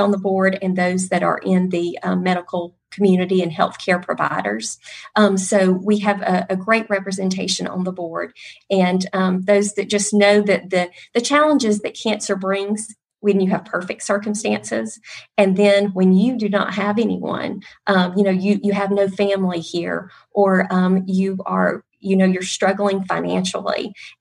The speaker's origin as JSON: {"language": "English", "town": "Calhoun", "region": "Georgia", "country": "United States", "said": "I'm actually from Calhoun, so I'm from Northwest Georgia"}